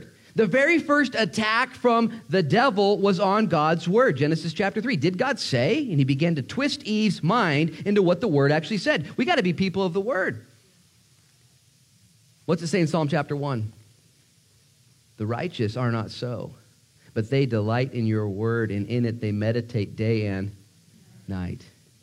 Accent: United States; an American pastor

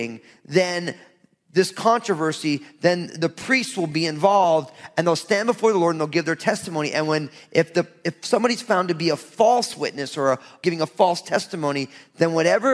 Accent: New Jersey, United States; I'm from Jersey.

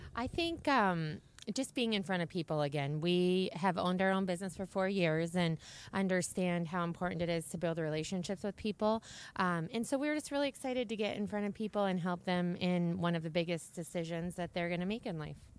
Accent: Alaska, United States; now in Phoenix, United States; I'm born and raised in Alaska

